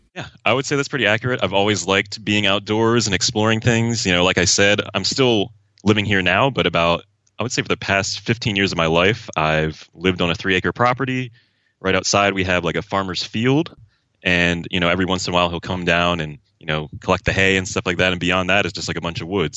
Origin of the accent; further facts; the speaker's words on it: southeastern Pennsylvania, United States; I'm from Pennsylvania, like, southeastern Pennsylvania